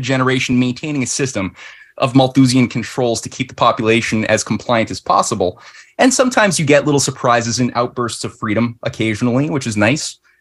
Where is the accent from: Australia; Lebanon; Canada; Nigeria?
Canada